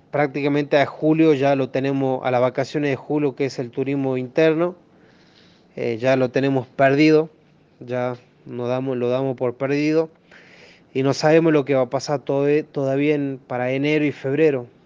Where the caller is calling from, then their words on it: Cafayate, Salta, Argentina; Hola, soy …, de Cafayate, provincia de Salta, Argentina, uno de los lugares más turísticos